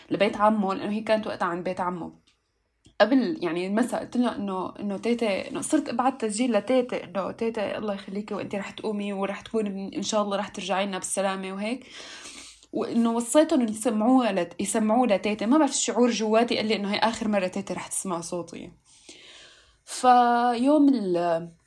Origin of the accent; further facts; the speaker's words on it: Syria; المشكله كمان انه هلا نحن لانه سوريين متفرطعين